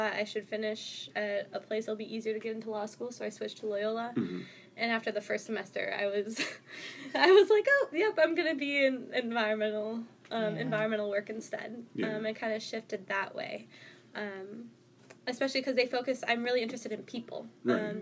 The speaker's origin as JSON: {"language": "English", "town": "Chicago", "region": "Illinois", "country": "United States", "tie": "born or raised there", "said": "I grew up kind of in Humboldt Park in Chicago"}